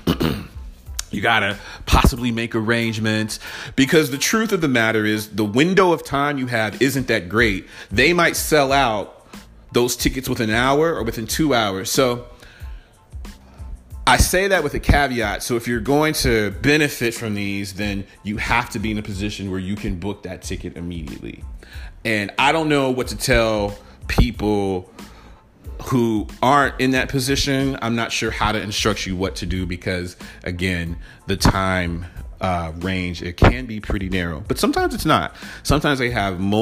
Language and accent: English; Atlanta, Georgia, United States; I'm from Atlanta.